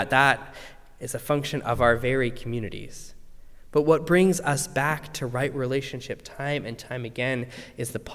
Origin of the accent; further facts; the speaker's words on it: Calgary, Alberta, Canada; the city of Calgary to be built, my hometown